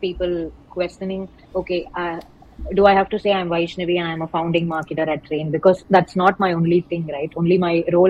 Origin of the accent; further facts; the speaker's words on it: Chidambaram, Tamil Nadu, India; I come from Chidambaram, and since it's more of a rural setting